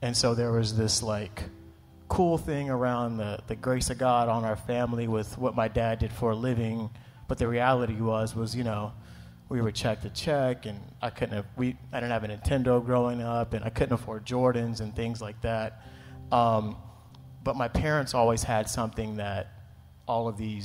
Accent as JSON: {"language": "English", "country": "United States", "tie": "born or raised there", "said": "as a black kid growing up in America"}